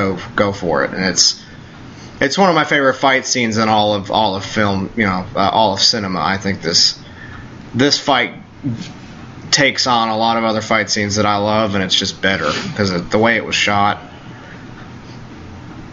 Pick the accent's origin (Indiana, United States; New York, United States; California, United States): New York, United States; Long Island; I'm from Long Island, New York.